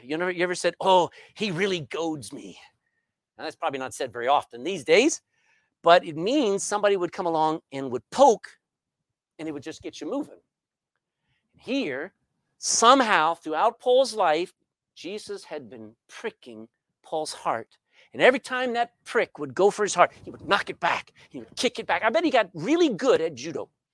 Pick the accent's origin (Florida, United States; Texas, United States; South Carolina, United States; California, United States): Texas, United States; moved away as an adult; now in Ireland; I'm a Texan.